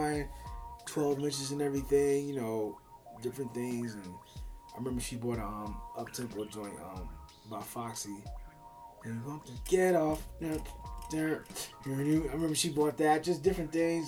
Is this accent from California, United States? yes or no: no; New Jersey, United States; moved away as an adult; also born or lived in Philadelphia, Pennsylvania / North Carolina; born in Philly, raised in Philly and South Jersey